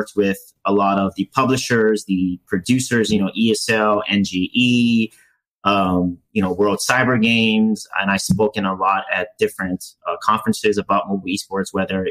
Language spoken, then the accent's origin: English; Hawaii, United States; also born or lived in South Korea; now in Los Angeles, United States; I grew up in Hawaii, so I'm always used to 70, 80 degree weather